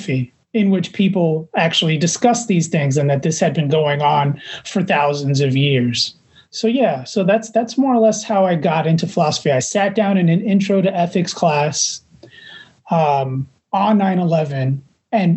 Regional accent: New York City, New York, United States; also born or lived in Manhattan; I was born in Manhattan, I was primarily raised in Jackson Heights, Queens

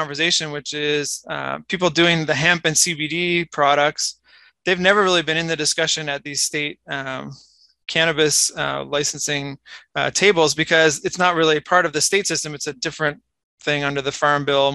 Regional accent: Canada; accent: Canadian; also born or lived in Denver, United States; now in Virginia, United States; they might notice a slight accent, and it's not a Virginia accent, it's a Canadian accent. So I'm originally from Canada

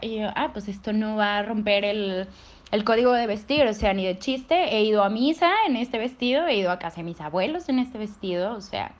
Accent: Monterrey, Nuevo León, Mexico; estudio Derecho en la UDEM y soy de Monterrey

